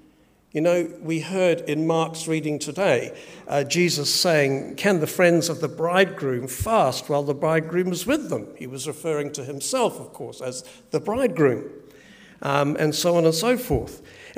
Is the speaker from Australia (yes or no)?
no; England, United Kingdom; born there; because I was born in England, lots of relatives there